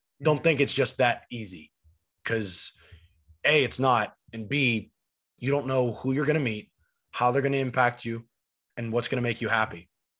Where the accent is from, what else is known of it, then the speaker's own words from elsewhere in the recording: Steubenville, Ohio, United States; I'm only an hour and a half from where I grew up now in Steubenville, and I'm still only 40 minutes from Pittsburgh, and that's like my hometown city or whatever.